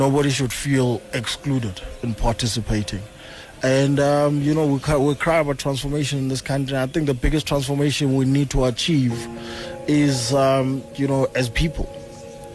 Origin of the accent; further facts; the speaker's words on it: Eastern Cape, South Africa; I'm from the Eastern Cape, where there are no facilities, there's no resources